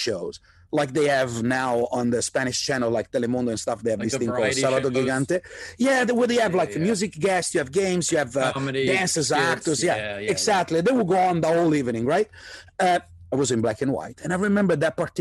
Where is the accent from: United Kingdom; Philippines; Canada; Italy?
Italy; also born or lived in New York, United States; now in Los Angeles, United States; I was raised in Italy, which was not, and is still not, a rock and roll country by any mean